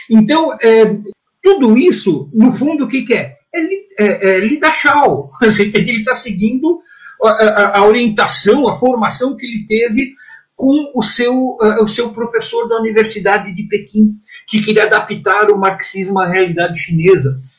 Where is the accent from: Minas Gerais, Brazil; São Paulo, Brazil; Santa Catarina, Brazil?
São Paulo, Brazil; eu sou paulista aqui do, do Cambuci.